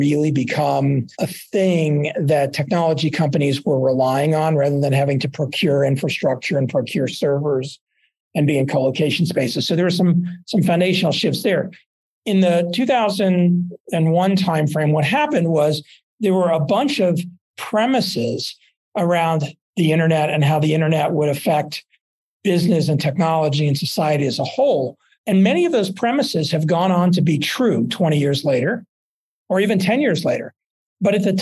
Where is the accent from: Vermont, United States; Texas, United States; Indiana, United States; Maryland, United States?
Texas, United States; Dallas; also born or lived in Boulder; now in Aspen, United States; I grew up in Dallas.